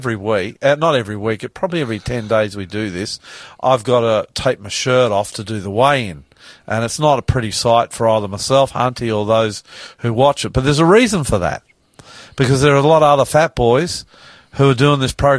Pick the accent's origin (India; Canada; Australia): Australia; New South Wales; I'm the … coming to you from Sydney